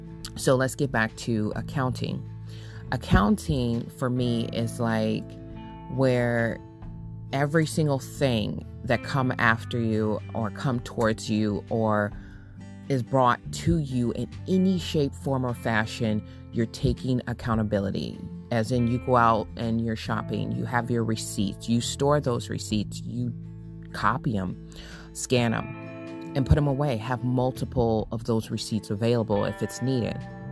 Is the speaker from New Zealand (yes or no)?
no; California, United States; also born or lived in Michigan; I was born in Michigan, raised in California, and I came back to Michigan